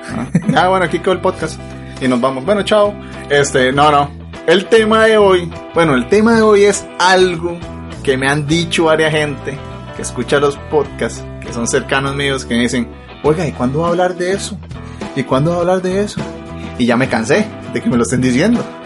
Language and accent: Spanish; Costa Rica; Soy de Costa Rica, mae